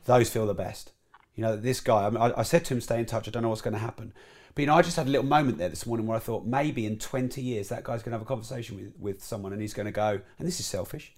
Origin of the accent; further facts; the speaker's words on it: Peterborough, East of England, United Kingdom; I was raised in Peterborough